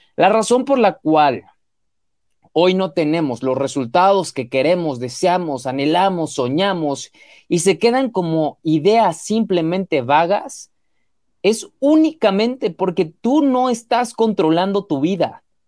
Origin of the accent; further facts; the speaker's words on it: Mexico; mexicano, emprendedor y empresario